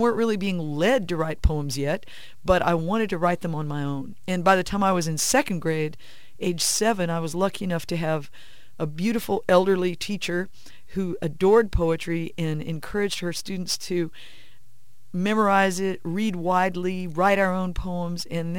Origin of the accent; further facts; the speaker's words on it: St. Louis, Missouri, United States; born there; also born or lived in Jerusalem; now in San Antonio, United States; I live in San Antonio, Texas, with my husband and son, and I have traveled a lot. I did not grow up in San Antonio. I was born in St. Louis and also lived in Jerusalem